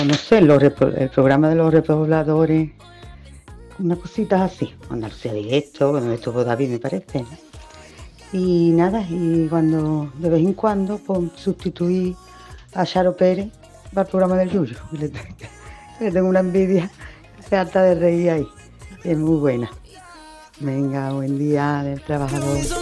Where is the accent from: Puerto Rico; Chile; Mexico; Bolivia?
Bolivia; moved away as an adult; now in Spain; en mi país, Bolivia